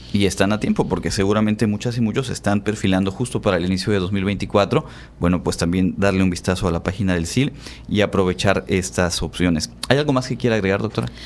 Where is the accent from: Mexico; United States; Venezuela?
Mexico; Yucatán; aquí en nuestra, en nuestra región, por supuesto, somos orgullosos del Hanalpichán